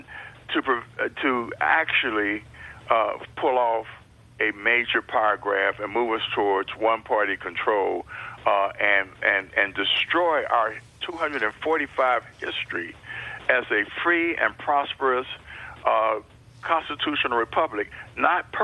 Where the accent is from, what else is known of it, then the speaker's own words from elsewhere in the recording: Ohio, United States; my home state of Ohio, as someone who spent almost three decades in elected office there